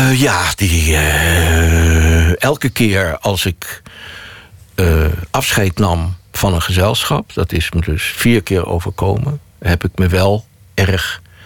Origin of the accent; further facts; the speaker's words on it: Netherlands; als Nederlanders